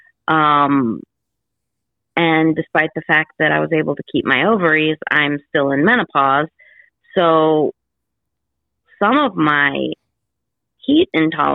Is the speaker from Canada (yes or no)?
no; Illinois, United States; moved away; my hometown in Illinois